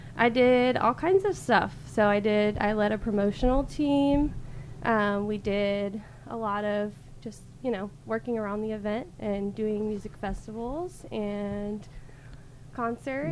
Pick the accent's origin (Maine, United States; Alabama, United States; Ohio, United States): Alabama, United States; moved away as an adult; now in Tulsa, United States; I actually grew up in Alabama.